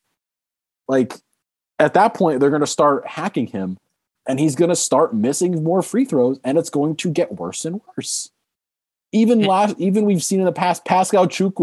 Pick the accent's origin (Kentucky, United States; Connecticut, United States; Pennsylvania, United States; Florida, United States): Connecticut, United States; growing up in Connecticut, I got the peak of Kemba Walker, Shabazz Napier